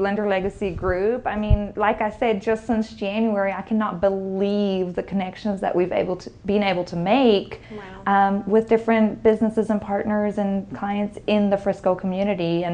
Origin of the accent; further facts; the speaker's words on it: South Africa; also born or lived in California; now in Dallas-Fort Worth area, United States; originally I'm from South Africa